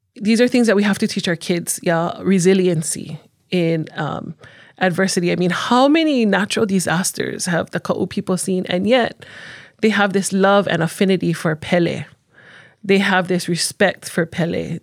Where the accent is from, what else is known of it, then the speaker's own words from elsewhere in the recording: Honolulu, Hawaii, United States; moved away as an adult; now in Hawaii Island, United States; growing up on Oahu, um, you don't have a lot of, especially in Honolulu, where I'm from, I'm from the east side